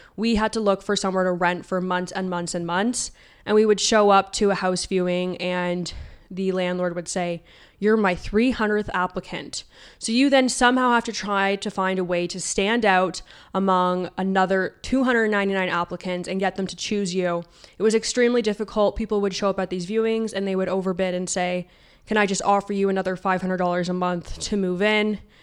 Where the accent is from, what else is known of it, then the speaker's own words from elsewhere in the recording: Niagara region, Ontario, Canada; growing up in the Niagara region